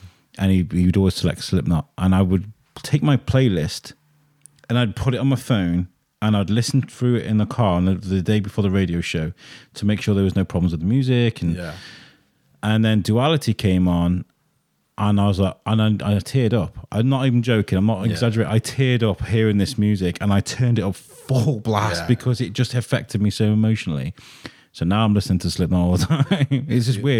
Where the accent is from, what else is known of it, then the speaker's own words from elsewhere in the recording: Durham, North East England, United Kingdom; but no, I'm from Durham.